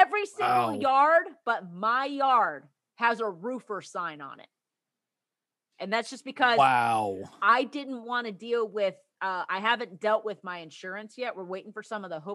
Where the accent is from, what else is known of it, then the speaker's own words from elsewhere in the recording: Plainfield, Illinois, United States; moved away; I grew up in the north. I grew up right in Tornado Alley.